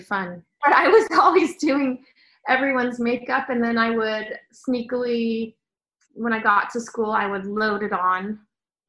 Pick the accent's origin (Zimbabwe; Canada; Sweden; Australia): Sweden; moved away; I grew up in Sweden